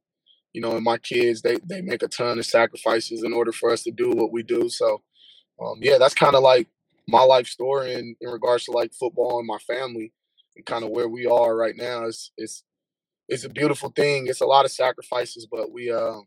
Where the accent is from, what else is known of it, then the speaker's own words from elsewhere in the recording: Oakland, California, United States; also born or lived in Alameda, California / San Jose, California; we moved to a city that was nearby my hometown in Oakland